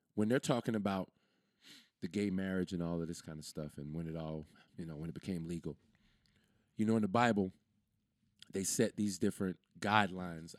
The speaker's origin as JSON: {"language": "English", "country": "United States", "said": "I'm from America"}